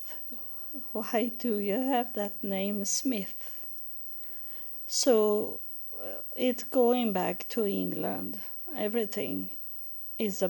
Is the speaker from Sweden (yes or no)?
yes; Sweden; I live in Sweden. I grew up in Sweden. I know my country